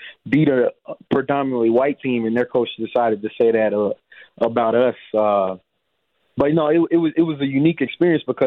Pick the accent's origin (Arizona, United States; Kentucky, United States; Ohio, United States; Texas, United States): Texas, United States; Dallas; moved away as an adult; also born or lived in Madison, Wisconsin; I'm from Dallas, Texas